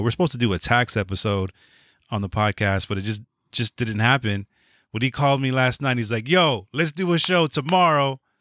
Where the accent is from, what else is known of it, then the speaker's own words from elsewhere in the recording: Los Angeles, California, United States; also born or lived in San Francisco; I moved out here to LA when I was eight or nine, so I yeah. grew up on West Coast, like LA hip hop.